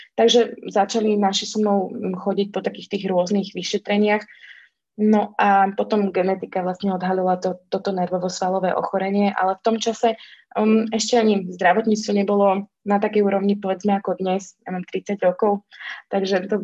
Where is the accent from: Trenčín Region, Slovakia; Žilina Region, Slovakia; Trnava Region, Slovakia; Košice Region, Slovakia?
Žilina Region, Slovakia; Orava; also born or lived in Dolný Kubín / Bratislava; ja pochádzam teda z Oravy